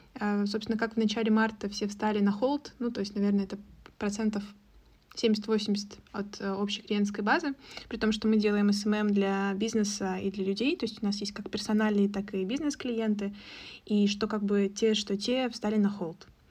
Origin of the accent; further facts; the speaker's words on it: Russia; у нас русские мордашки